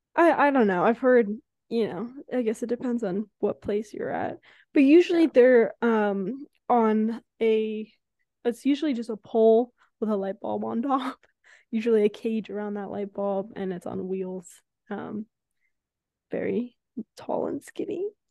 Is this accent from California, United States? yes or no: yes; San Francisco, California, United States; now in Los Angeles, United States; we come from San Francisco